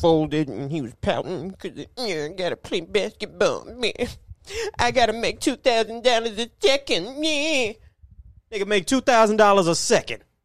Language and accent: English; Port Arthur, Texas, United States; We're from Port Arthur, Texas